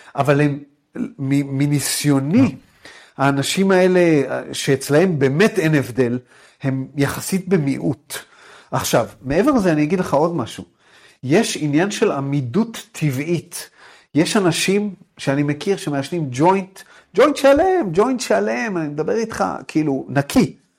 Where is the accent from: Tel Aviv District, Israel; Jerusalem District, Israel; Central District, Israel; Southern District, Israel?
Jerusalem District, Israel; Jerusalem; moved away as an adult; also born or lived in United States; אני גדלתי בירושלים